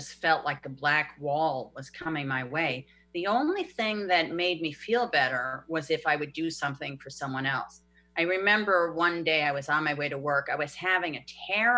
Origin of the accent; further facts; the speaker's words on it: New York, United States; I'm a New Yorker